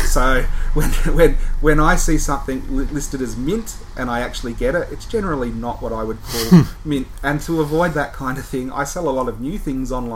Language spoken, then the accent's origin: English; Melbourne, Victoria, Australia; I grew up in Melbourne